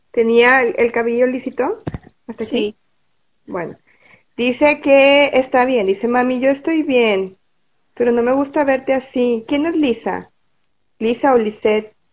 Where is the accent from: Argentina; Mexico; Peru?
Mexico; Monterrey, Nuevo León; de aquí de Monterrey también.